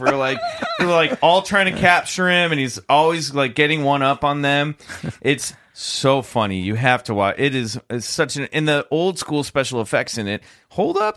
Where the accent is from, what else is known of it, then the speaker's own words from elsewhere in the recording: near Lawrence, Kansas, United States; Lawrence Kansas, not far from where I grew up